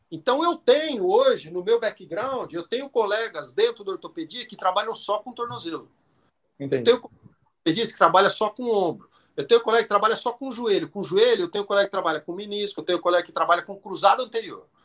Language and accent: Portuguese; Botucatu, São Paulo, Brazil; Eu sou de Botucatu. Botucatu é uma